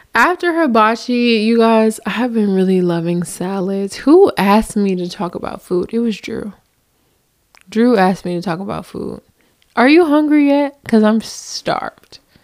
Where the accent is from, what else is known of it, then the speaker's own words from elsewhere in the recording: New Jersey, United States; moved away as an adult; now in Southern United States; I come from the north, so I'm from Jersey